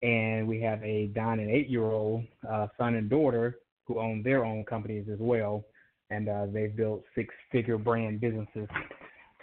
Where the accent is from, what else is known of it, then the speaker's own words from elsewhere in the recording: Atlanta, Georgia, United States; I am from Atlanta, Georgia